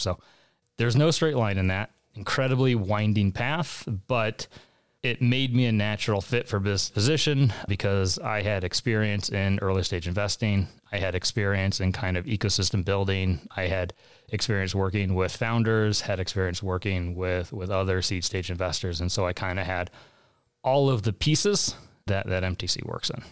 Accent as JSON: {"language": "English", "town": "St. Louis", "region": "Missouri", "country": "United States", "tie": "born or raised there", "also_born_or_lived": "San Diego, California", "moved": "as an adult", "said": "Born and raised in St. Louis"}